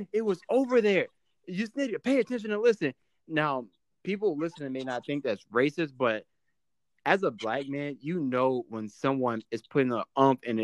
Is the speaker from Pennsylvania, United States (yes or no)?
no; Chesapeake, Virginia, United States; moved away as an adult; also born or lived in Troy, Alabama; Chesapeake, Virginia. So I graduated high school June 2015